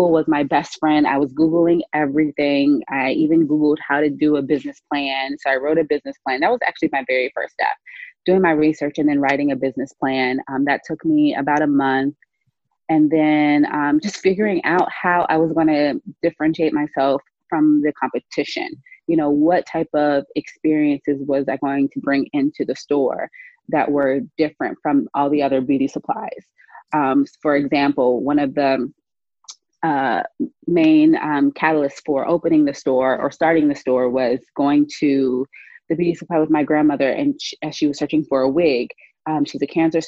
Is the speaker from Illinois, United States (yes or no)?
no; Charleston, South Carolina, United States; moved away; I come back home often and I'm from Charleston, South Carolina. And the one thing that remains is that same beauty supply we went to as a kid 20 years ago